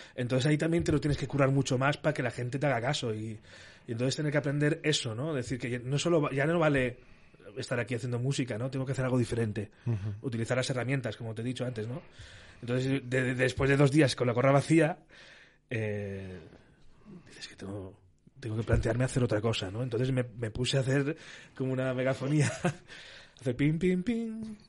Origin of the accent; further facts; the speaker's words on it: Castellón de la Plana, Valencian Community, Spain; also born or lived in Burriana; yo soy de Castellón